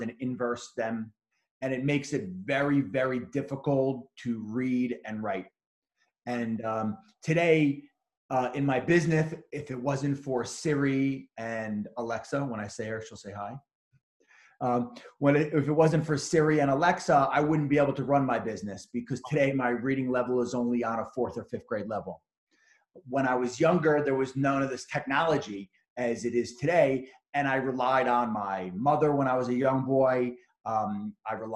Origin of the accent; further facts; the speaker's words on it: Bellmore, New York, United States; also born or lived in Suffolk County, New York; I grew up in Belmore, which is in Nassau County.